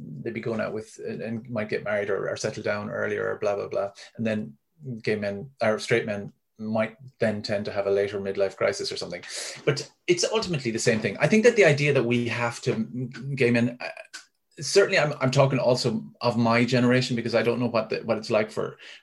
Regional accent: Ennis, Munster, Ireland; in Ennis when I was growing up

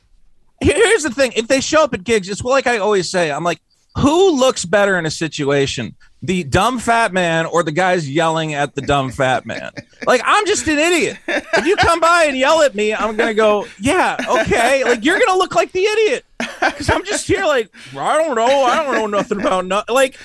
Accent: Amherst, Massachusetts, United States; moved away; I'm from Massachusetts

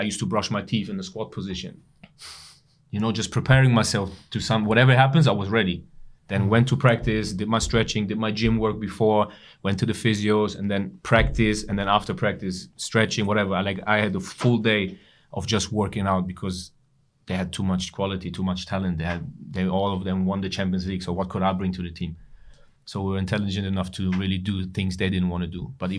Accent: England, United Kingdom; I come from England, you know

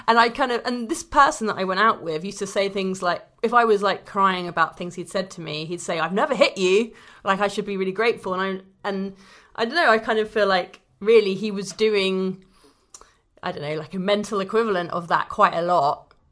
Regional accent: London, United Kingdom; I'm a Londoner

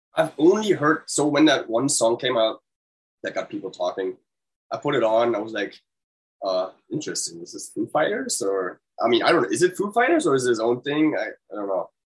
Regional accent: Germany; moved away as an adult; now in United States; I'm German

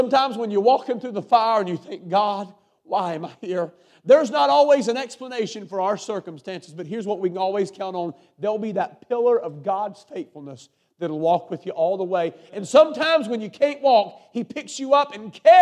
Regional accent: North Carolina, United States; I'm a preacher from North Carolina

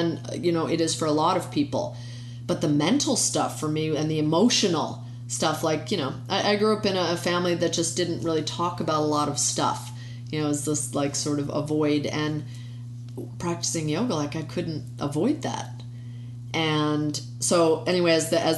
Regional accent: United States; being an American, you know, we've grown up with this idea of separation of church and state

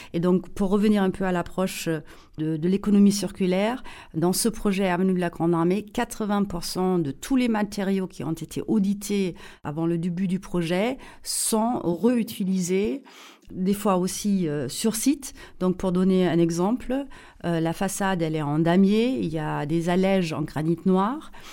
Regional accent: Saarbrücken, Saarland, Germany; accent: German; French is a second language; moved away; also born or lived in Paris, France; je suis allemande, mais allemande euh, née près de la frontière franco-allemande, à Saarbrücken. Euh, la frontière avec la France était à 800 mètres euh, de notre maison familiale

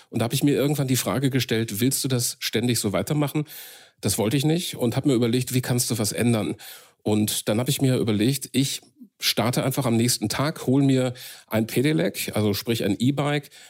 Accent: Marl, North Rhine-Westphalia, Germany; in meiner Heimatstadt Marl im nördlichen Ruhrgebiet.

